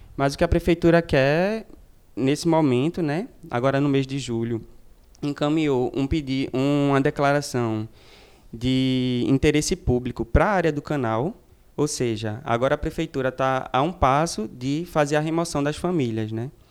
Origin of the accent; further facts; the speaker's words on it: Paulista, Pernambuco, Brazil; Sou de original de Paratybe, Paulista, que é uma periferia aqui da região metropolitana norte